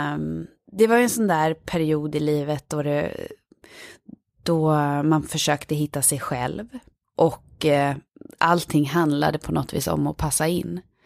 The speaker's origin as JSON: {"language": "Swedish", "town": "Falun", "region": "Dalarna County", "country": "Sweden", "tie": "born or raised there", "moved": "yes", "said": "jag är från Falun. Ja, så jag är uppvuxen i den här lilla staden Falun"}